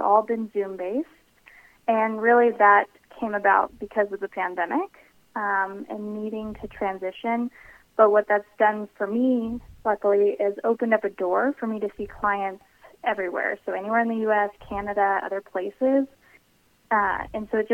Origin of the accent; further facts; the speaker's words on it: Longmont, Colorado, United States; also born or lived in Denver, Colorado; I am a Colorado native. I actually grew up north, so just outside of Boulder in Longmont, Colorado